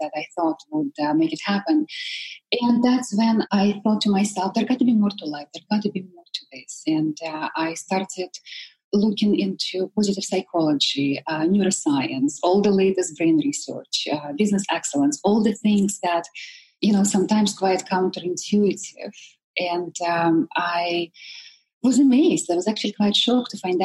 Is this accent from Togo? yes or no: no; Siberia, Russia; born or raised there; moved away